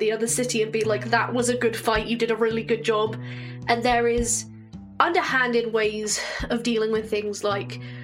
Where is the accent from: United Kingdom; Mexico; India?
United Kingdom; England; I'm English, but my family has Scottish heritage